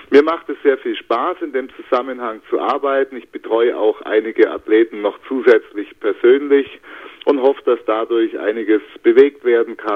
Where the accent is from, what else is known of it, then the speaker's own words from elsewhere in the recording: Bavaria, Germany; äh, bin geborener Allgäuer